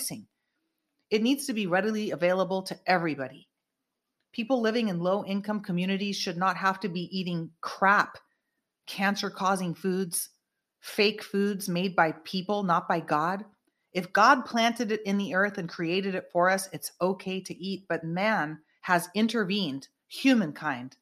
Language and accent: English; Northern California, United States; from my hometown up in NorCal, where I was born and raised